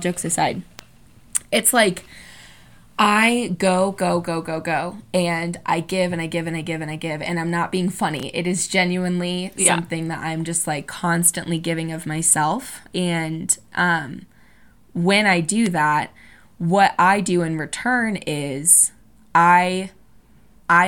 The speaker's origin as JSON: {"language": "English", "region": "Indiana", "country": "United States", "said": "I'm from Indiana"}